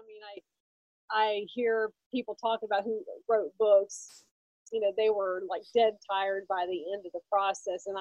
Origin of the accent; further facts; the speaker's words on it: Norfolk, Virginia, United States; I was born in Norfolk, Virginia. My dad was in the Navy, so he got stationed there, and that's where he met my mom, and that's where we grew up.